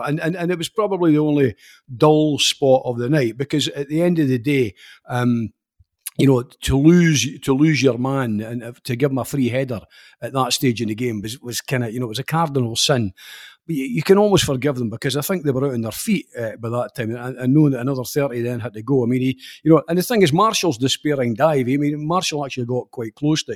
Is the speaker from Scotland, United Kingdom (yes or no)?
yes; Scotland, United Kingdom; Scottish football fans